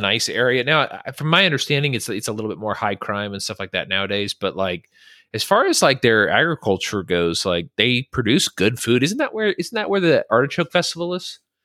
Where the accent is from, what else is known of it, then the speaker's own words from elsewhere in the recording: California, United States; moved away; also born or lived in Virginia; growing up in California, which is a huge state, we traveled all the time to other states